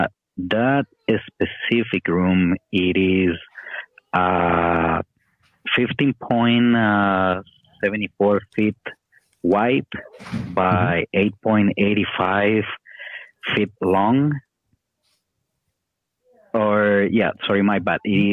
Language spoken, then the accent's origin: English; Costa Rica; I'm from Costa Rica